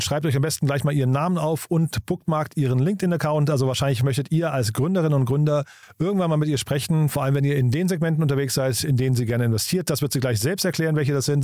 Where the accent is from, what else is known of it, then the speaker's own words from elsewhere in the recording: Rhine-Main area, Germany; Ich komme aus dem Rhein-Main-Gebiet